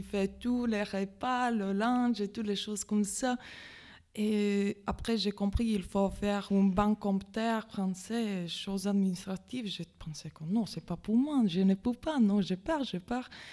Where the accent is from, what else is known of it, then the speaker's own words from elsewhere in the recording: Latvia; French is a second language; moved away as an adult; now in Metz, France; d'origine, je suis letton, je viens de Lettonie